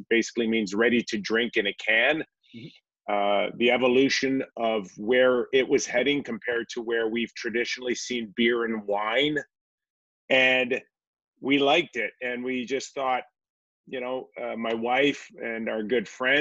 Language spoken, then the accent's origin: English; Toronto, Ontario, Canada; growing up in Toronto. My parents both immigrated from Greece